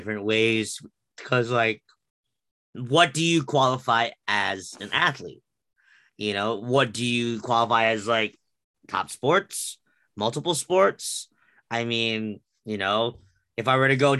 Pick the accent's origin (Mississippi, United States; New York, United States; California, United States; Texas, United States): New York, United States; being from the tri-state area